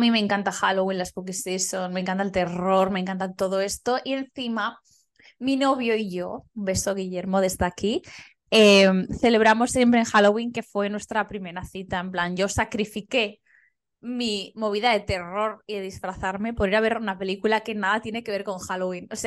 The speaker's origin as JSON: {"language": "Spanish", "region": "Valencian Community", "country": "Spain", "said": "somos valencianas"}